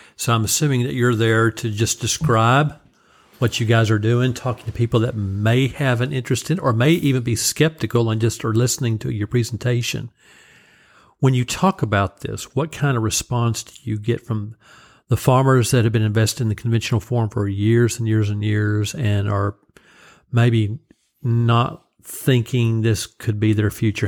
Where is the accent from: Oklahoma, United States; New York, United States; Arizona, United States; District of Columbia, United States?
Oklahoma, United States; growing up in Oklahoma